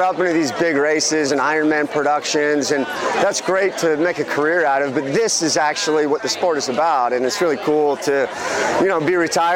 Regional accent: Des Moines, Iowa, United States; Des Moines, Iowa

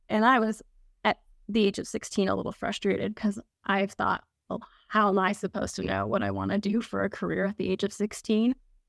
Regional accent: North Carolina, United States; I'm from the South. I'm from North Carolina.

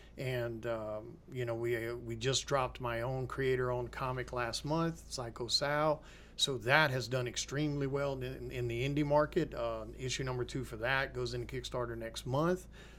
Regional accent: Mississippi, United States; born there; also born or lived in Memphis; I was born in North Mississippi, and I spent a lot of my time around Memphis and things like that.

